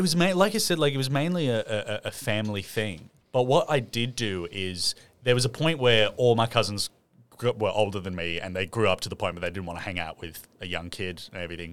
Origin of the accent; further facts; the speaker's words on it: Sydney, New South Wales, Australia; I grew up in Lane Cove